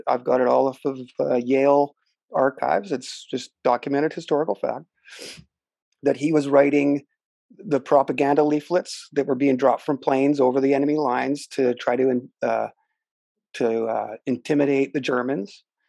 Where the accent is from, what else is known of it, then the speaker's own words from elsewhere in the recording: Canada; here in my hometown